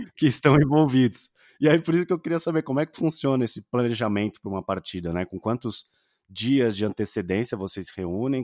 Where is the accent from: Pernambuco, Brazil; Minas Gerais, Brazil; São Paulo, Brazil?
São Paulo, Brazil; Santos; now in São Paulo, Brazil; eu sou de Santos, né? Moro uhum. em São Paulo capital